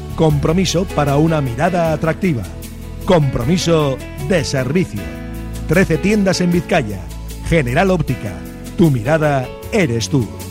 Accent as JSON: {"language": "Spanish", "country": "Argentina", "moved": "yes", "said": "yo que soy argentino"}